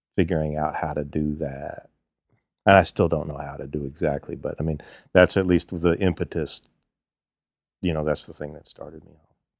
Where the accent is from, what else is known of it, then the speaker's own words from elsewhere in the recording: Virginia, United States; also born or lived in Kingston, New York; I'm from Virginia. Well, I grew up in Virginia